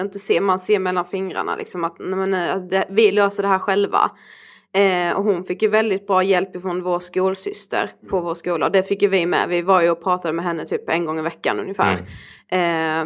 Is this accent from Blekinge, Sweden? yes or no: yes; Karlshamn, Blekinge, Sweden; now in Stockholm, Sweden